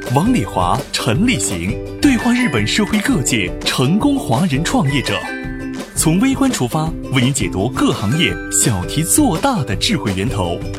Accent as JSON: {"language": "Chinese", "country": "China", "said": "我们中国人自己现在总是说中美两个大国啊"}